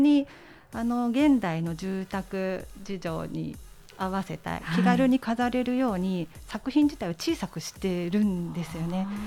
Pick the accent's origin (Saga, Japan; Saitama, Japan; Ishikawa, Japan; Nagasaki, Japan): Ishikawa, Japan; Kanazawa; 私石川県の金沢出身なんですけど